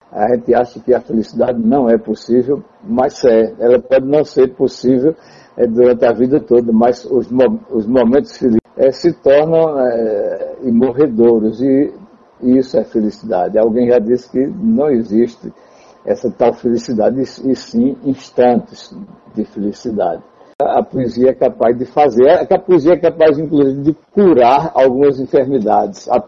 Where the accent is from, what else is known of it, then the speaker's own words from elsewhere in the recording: Tabira, Pernambuco, Brazil; Nós que temos esse contato é, poético com o povo do Pajeú, sou daqui de, de Tabira.